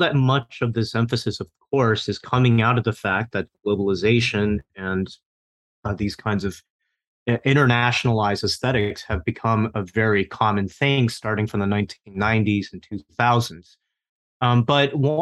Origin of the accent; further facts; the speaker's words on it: Taiwan; moved away; I grew up mostly in Taiwan myself